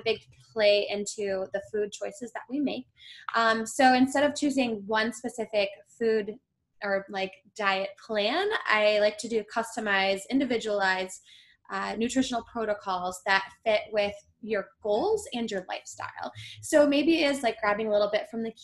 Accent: Michigan, United States; moved away as an adult; also born or lived in East Coast; now in Grand Rapids, United States; I'm originally from Michigan and then I've been gone for almost 10 years

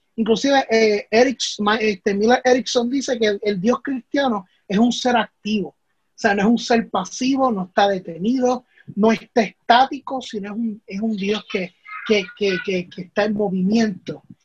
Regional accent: Puerto Rico; los problemas que nosotros vivimos como país, como puertorriqueños

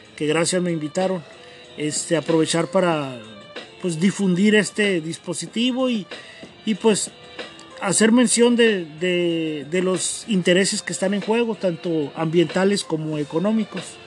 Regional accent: Mexicali, Baja California, Mexico; yo soy de aquí de Mexicali

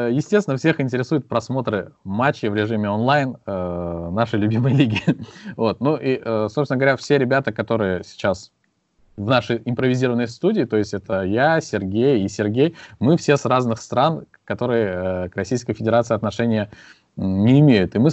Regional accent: Azerbaijan; Я, я с Азербайджана.

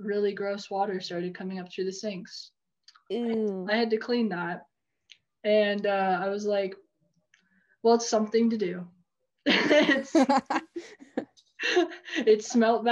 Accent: United States; we're American

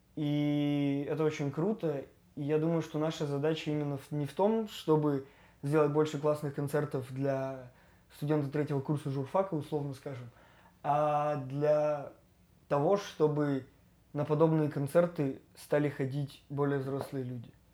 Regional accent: Yekaterinburg, Sverdlovsk Oblast, Russia; родился, и я знаю, если не каждый закуток, то очень много мест. И я люблю город

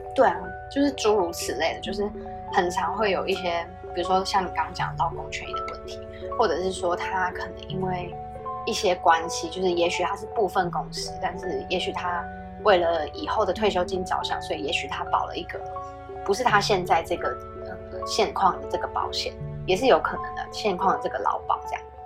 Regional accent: Taiwan; 我就很不像台湾人

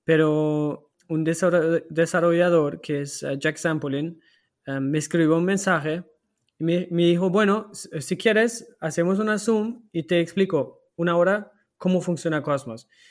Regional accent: Germany; Spanish is a second language; now in Portugal; yo soy alemán

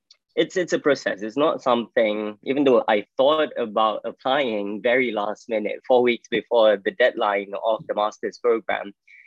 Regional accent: Ipoh, Perak, Malaysia; moved away as an adult; also born or lived in Malacca, Malaysia / United Kingdom / United States; I'm from Ipoh, Malaysia. Went to boarding school when I was 12. I did A-levels. So my boarding school was College Arts and Science in Malacca.

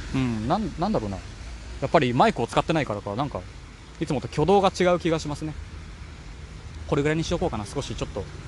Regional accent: Kanagawa, Japan; moved away as an adult; also born or lived in Hamburg, Germany; 地元が神奈川県なので

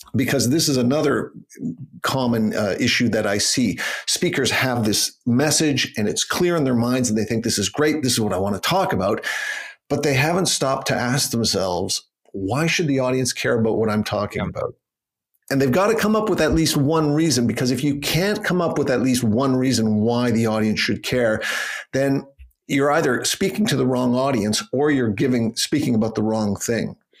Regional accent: Canada; moved away as an adult; also born or lived in Toronto, Canada; now in Geneva, Switzerland; I'm from Canada and I'm trained as a lawyer

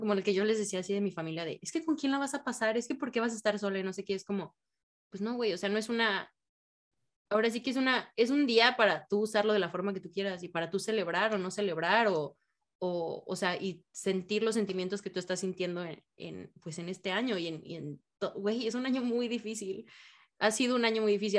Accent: Mexico; now in United States; en México

